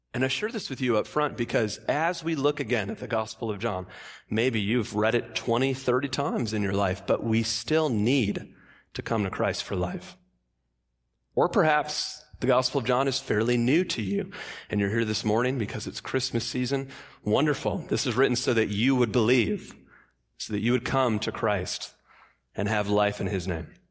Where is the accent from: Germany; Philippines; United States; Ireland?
United States; Michigan; I grew up in Michigan